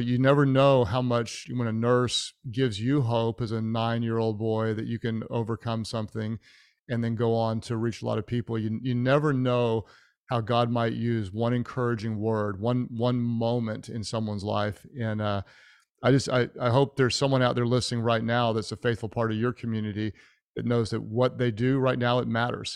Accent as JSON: {"language": "English", "town": "Houston", "region": "Texas", "country": "United States", "tie": "born or raised there", "moved": "yes", "lives_now": "Oklahoma City, United States", "said": "I was born in Houston"}